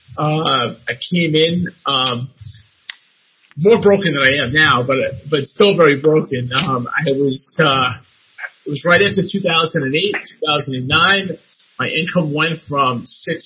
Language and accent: English; New York, United States; I'm from New York.